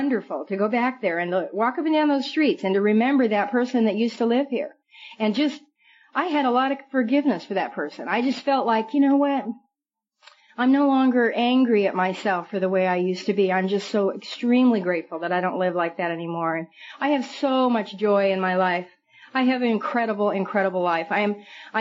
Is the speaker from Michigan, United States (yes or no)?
no; Billings, Montana, United States; also born or lived in Red Lodge, Montana; now in California, United States; I'm from Montana, and I was a sleazy little drunk from Billings, Montana, and Red Lodge, Montana.